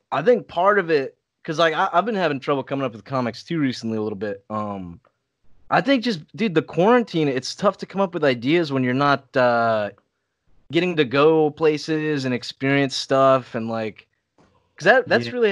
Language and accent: English; Saudi Arabia; now in California, United States; I I grew up in Saudi Arabia but I'm American.